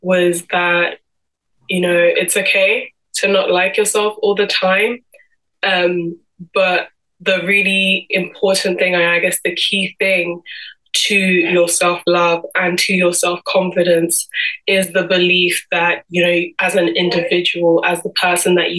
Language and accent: English; London, United Kingdom; I'm originally from Cameroon and Congo, and I'm 22 years old and born and raised in London my whole life.